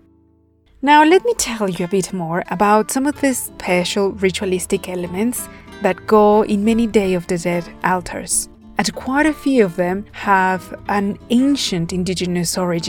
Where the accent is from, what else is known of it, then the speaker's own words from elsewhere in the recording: Puebla, Mexico; here in my home state of Puebla